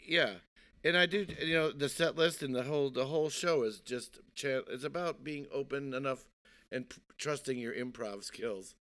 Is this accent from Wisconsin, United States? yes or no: yes; Milwaukee, Wisconsin, United States; moved away; also born or lived in Brooklyn, New York; I'm from Wisconsin originally